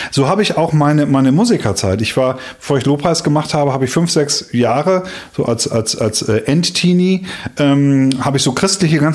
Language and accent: German; Schleswig-Holstein, Germany; born there; ich bin in Schleswig-Holstein geboren, in so eine, ich sag mal, in so eine leicht norddeutsche Haltung